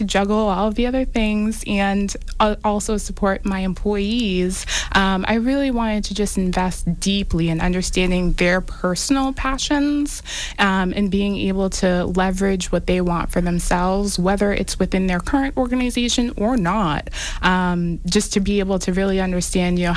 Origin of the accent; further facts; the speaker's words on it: Everett, Massachusetts, United States; also born or lived in Lynn, Massachusetts; I live in Lynn, and I grew up in Everett, always in the New England area.